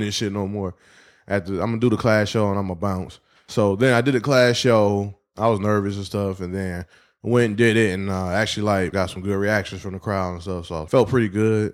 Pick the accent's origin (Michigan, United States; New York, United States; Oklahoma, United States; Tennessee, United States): Michigan, United States; Detroit; Uh, West Side of Detroit, six mile out of drive, like, right outside Roselle Park.